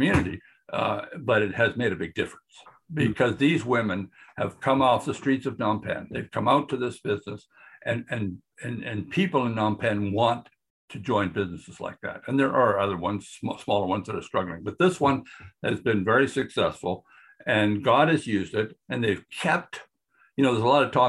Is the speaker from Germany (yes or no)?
no; Canada; moved away; also born or lived in Brazil; I'm a Canadian still.